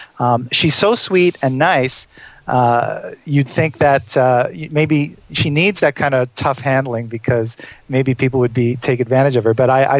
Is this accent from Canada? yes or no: yes; Montreal, Quebec, Canada; I'm from Montreal. We talked a little bit about Montreal